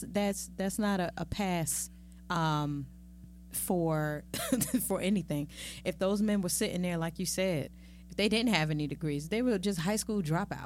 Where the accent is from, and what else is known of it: New York, United States